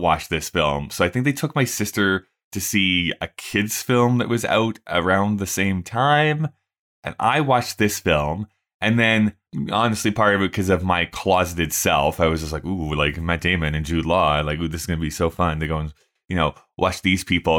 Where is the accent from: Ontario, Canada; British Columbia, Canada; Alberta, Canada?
Alberta, Canada; Rocky Mountain House; also born or lived in Red Deer; all these places I grew up in, Rocky Mountain House and Red Deer